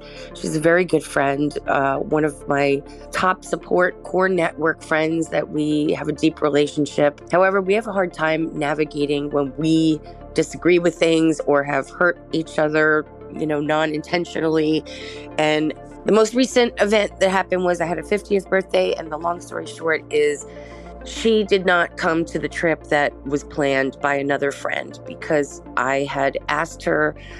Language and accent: English; Queens, New York, United States